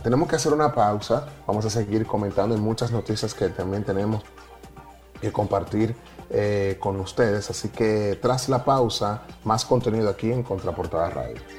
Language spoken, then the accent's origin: Spanish; Dominican Republic; nosotros sí crecimos y era una de las cosas que nos identificaba como dominicanos